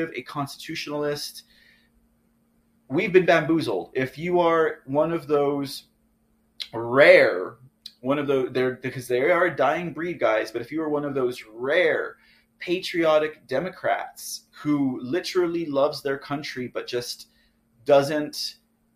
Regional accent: Texas, United States; I'm from Texas

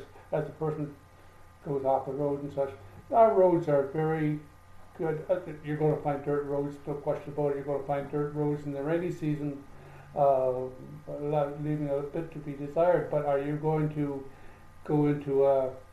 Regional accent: Canada; now in Costa Rica; being a Canadian

